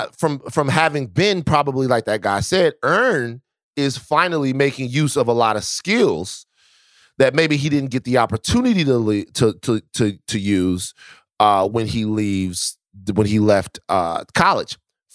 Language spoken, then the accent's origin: English; Baton Rouge, Louisiana, United States; I'm from Baton Rouge, right?